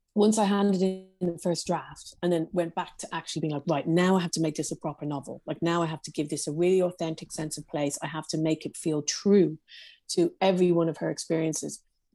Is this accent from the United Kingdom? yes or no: yes; Belfast, Northern Ireland, United Kingdom; some of the people in Belfast that I worked with, was that we grew up in the Troubles, but they were just our life.